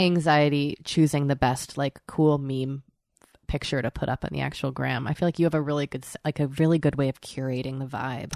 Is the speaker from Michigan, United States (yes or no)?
no; Boston, Massachusetts, United States; I'm from Boston.